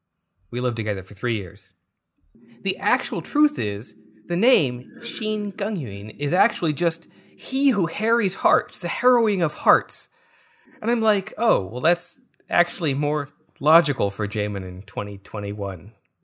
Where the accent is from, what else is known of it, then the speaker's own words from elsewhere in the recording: China; born there; So, I actually kind of, like, moderately self-identify as Chinese. I was born in China.